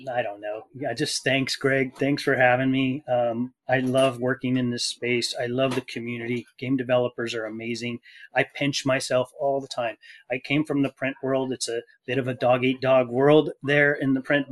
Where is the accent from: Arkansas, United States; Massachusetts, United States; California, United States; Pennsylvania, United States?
California, United States; Fullerton; I grew up in Fullerton, California.